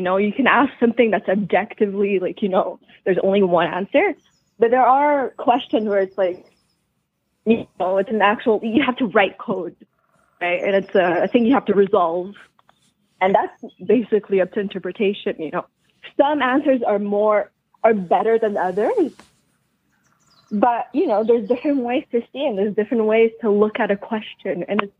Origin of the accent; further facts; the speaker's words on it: southern Quebec, Canada; Quebec, Canada. I will just say the southern.